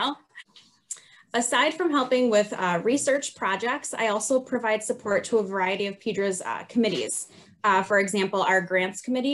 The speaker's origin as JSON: {"language": "English", "region": "Wisconsin", "country": "United States", "tie": "born or raised there", "said": "I was born and raised right here in Wisconsin"}